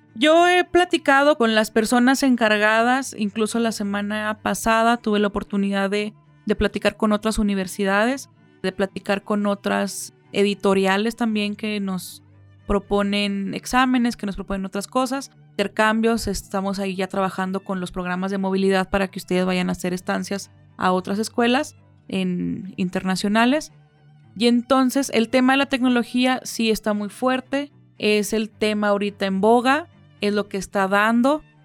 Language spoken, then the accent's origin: Spanish; Mexico; somos muy afectivos